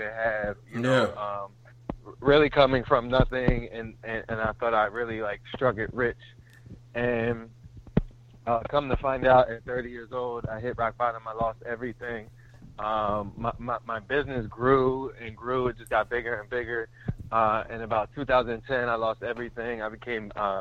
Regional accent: Norristown, Pennsylvania, United States; moved away as an adult; also born or lived in Los Angeles, California; I'm originally from Norristown, Pennsylvania

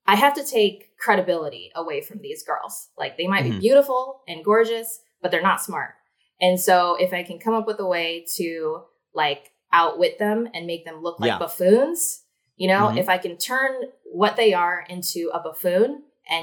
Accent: Shasta County, California, United States; born or raised there; now in Los Angeles, United States

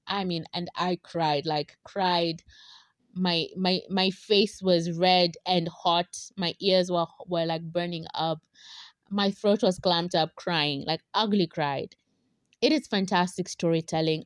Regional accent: Kenya; we, as, as Kenyan

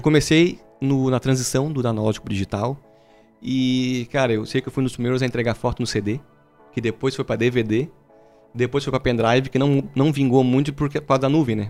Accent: Brazil; que sou brasileiro

